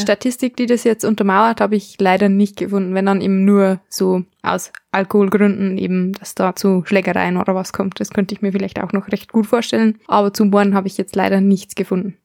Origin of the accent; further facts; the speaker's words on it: Germany; bei uns in Deutschland